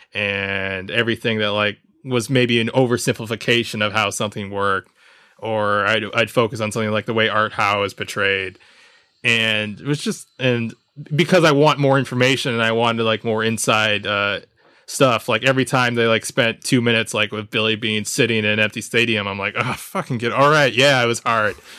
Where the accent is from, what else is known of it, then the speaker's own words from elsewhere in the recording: Jamaica; As a Jamaican